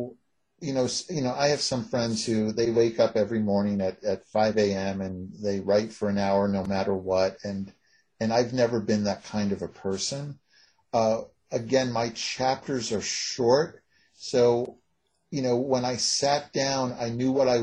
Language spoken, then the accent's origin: English; United States